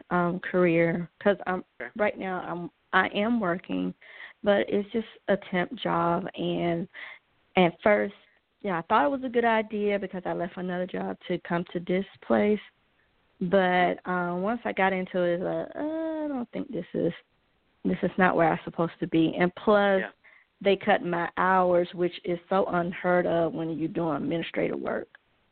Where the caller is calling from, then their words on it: Georgia, United States; I'm calling from Georgia.